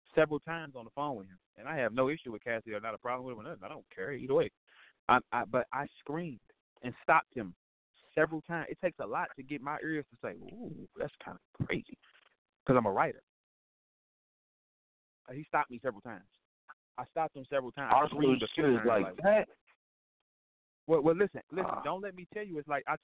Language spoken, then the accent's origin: English; St. Louis, Missouri, United States; I'm from St. Louis